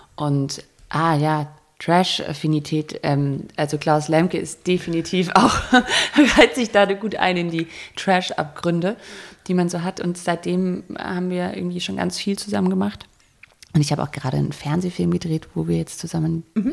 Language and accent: German; Germany; also born or lived in Berlin; als Deutsche